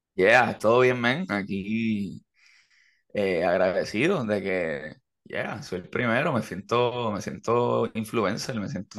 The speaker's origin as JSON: {"language": "Spanish", "town": "Levittown", "region": "Toa Baja", "country": "Puerto Rico", "tie": "born or raised there", "moved": "yes", "lives_now": "Carolina, Puerto Rico", "said": "yo me crié en Levitown"}